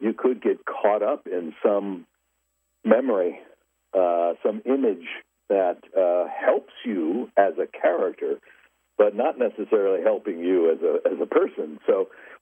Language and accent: English; Los Angeles, California, United States; I was born and raised in Los Angeles